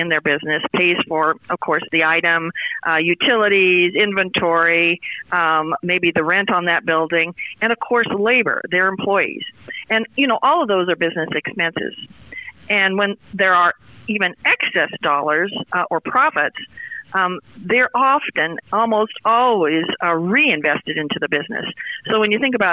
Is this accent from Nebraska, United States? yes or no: yes; Sidney, Nebraska, United States; my hometown, Sidney, Nebraska